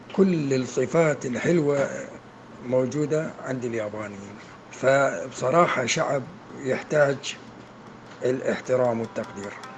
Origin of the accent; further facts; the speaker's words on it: Iraq; من العراق